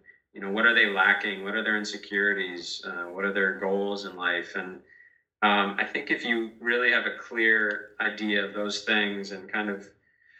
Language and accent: English; Massachusetts, United States; moved away; Massachusetts, my home state